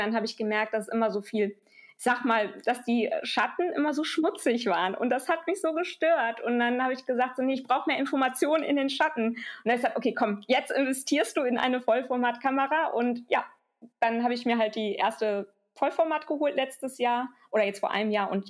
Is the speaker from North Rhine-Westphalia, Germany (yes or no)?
yes; Düsseldorf, North Rhine-Westphalia, Germany; Also ich bin zwar hier in Düsseldorf geboren und aufgewachsen, aber meine Eltern sind beide Spanier und ich habe auch die spanische Staatsangehörigkeit.